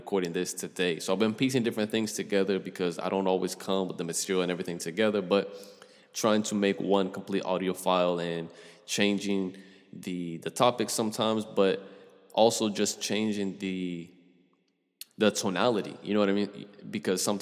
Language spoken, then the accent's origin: English; Florida, United States; I'm from the South, bro. I'm from the Sunshine State.